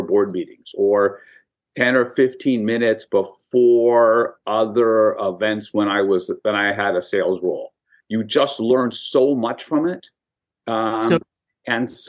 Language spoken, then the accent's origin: English; Manhattan Beach, California, United States; also born or lived in Hollywood; I grew up in Manhattan Beach, four blocks from the beach, two blocks from the pier